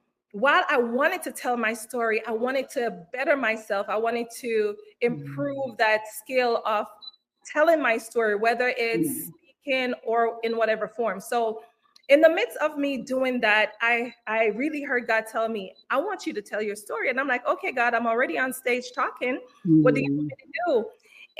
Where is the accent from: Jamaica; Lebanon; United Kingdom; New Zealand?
Jamaica; Kingston; now in United States; I was born and raised in Kingston, Jamaica. Came to the United States in 2000